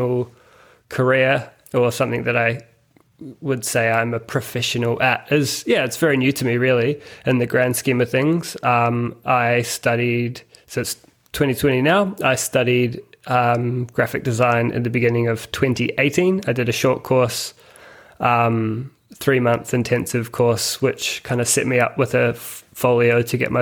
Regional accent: Christchurch, Canterbury, New Zealand; moved away as an adult; also born or lived in Melbourne, Australia; now in Sydney, Australia; Christchurch Airport, which is close to where I grew up

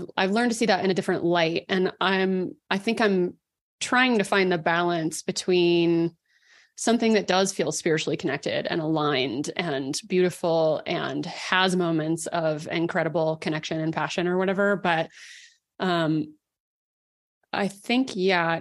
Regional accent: Dallas, Texas, United States; moved away as an adult; also born or lived in Colorado; I grew up in Dallas

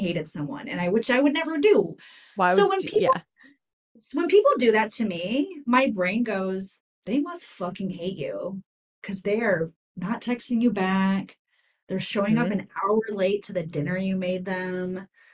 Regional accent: New York, United States; now in West Coast, United States; My family's Italian. Mm-hmm. We're from New York.

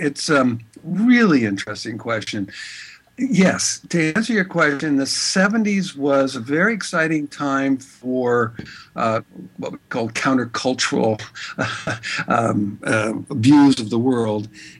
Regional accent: San Francisco, California, United States; also born or lived in Norway / Prague; I was born here in San Francisco, but grew up back and forth to Norway, where my father's from. And also lived in all over Europe, lived in Prague

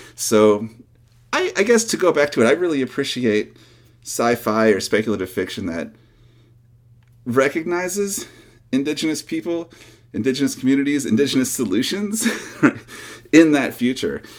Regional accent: North Carolina and Georgia, Southeast, United States; also born or lived in Michigan; now in Portland, United States; I was born in Michigan, though we moved to the Southeast when I was a little kid and did a lot of my growing up in North Carolina and Georgia

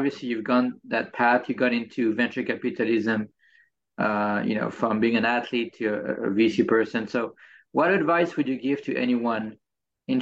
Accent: France; I'm from France

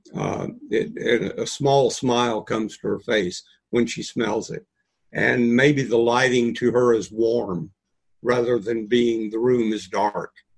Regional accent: New Mexico, United States; moved away; also born or lived in Texas / Arizona; I was born in New Mexico, seasoned in Texas, and baked in Arizona

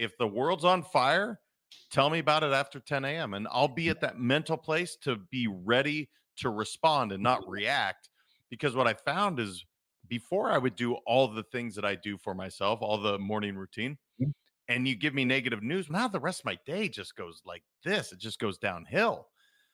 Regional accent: Montana, United States; I'm a kid from Montana

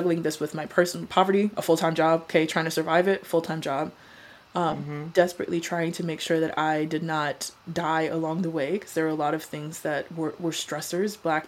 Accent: Colorado, United States; also born or lived in Arizona; I had to make it out of there. The suburbs of Arizona were not for me. I grew up in Colorado. I'm a mountain girl. Arizona, something different.

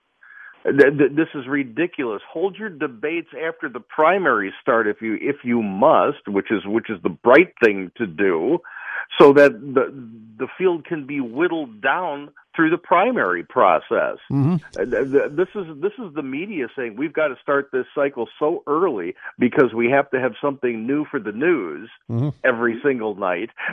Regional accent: Chicago, Illinois, United States; I'm from Chicago

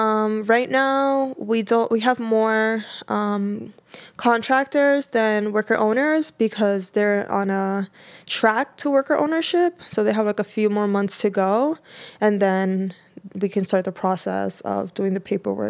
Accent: Dominican Republic; I'm from the Dominican Republic, and she was great.

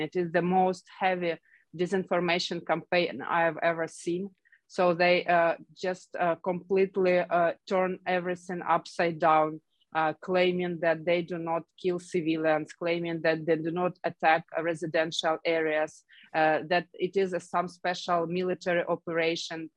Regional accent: Kharkiv, Kharkiv Oblast, Ukraine; i know the city very well it's my hometown

